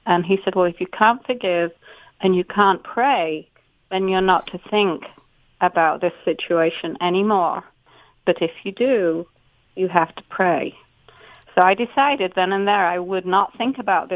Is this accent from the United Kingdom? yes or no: yes; Yorkshire and the Humber, United Kingdom; moved away as an adult; now in United States; I grew up in Yorkshire, England